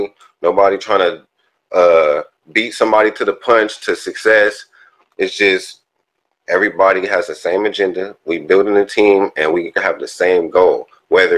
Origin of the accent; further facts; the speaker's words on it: Inland Empire, California, United States; also born or lived in South Central, Los Angeles; I was born in South Central, y'all. You know, raised in the Inland Empire